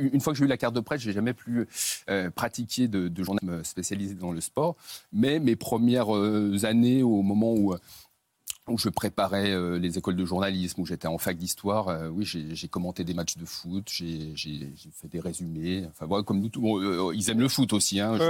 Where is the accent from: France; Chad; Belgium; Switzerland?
France; Saint-Étienne, Auvergne-Rhône-Alpes; je suis né à Saint-Etienne, à quelques centaines de ah. mètres du Chaudron